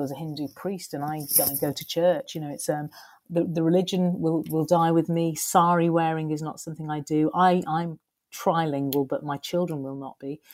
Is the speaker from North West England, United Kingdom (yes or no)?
yes; Skelmersdale, North West England, United Kingdom; also born or lived in Ormskirk / Liverpool / London; I was born and raised in a little northern working class town called Skelmersdale